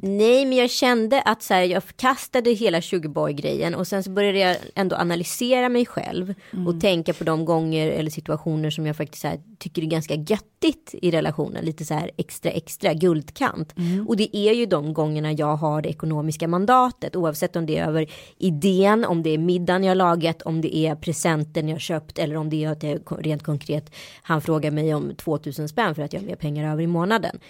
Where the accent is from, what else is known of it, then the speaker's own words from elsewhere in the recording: Sweden; accent: not fully Stockholm; moved away; also born or lived in India / Örebro / west coast of Sweden; jag kanske har en dialekt som inte är helt stockholmsk så det kan ju vara så här frågan var jag har vuxit upp och då är det så här Örebro eller västkusten